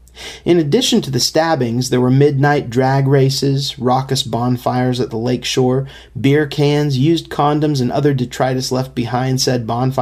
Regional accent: Manhattan, Kansas, United States; I was born and raised in Manhattan, Kansas

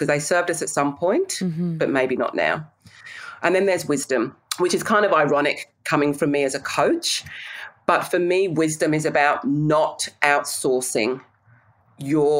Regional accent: England, United Kingdom; I'm English

